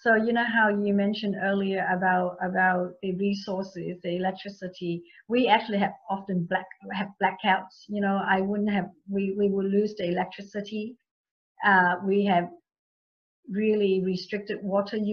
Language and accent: English; Vietnam; now in Sydney, Australia; I was born in Vietnam at the end of Vietnam War.